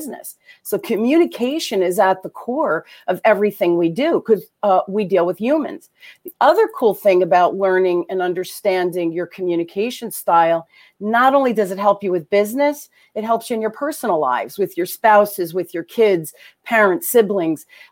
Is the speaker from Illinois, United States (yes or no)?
no; Newark, New Jersey, United States; accent: Jersey; I grew up in Jersey. I grew up in Jersey and Newark, you know, during the riots.